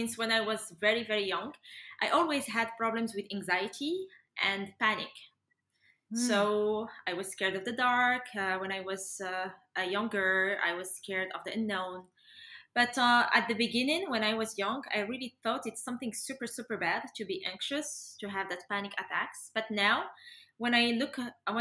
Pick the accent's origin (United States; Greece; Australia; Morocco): Morocco; I'm from Morocco